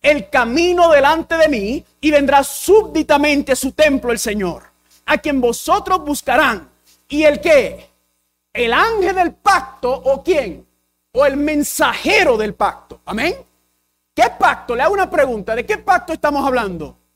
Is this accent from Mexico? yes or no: no; Puerto Rico; first language English; Spanish is a second language; soy puertorriqueño y dominicano. Y el inglés es mi primer idioma, así que hablo un español pateado.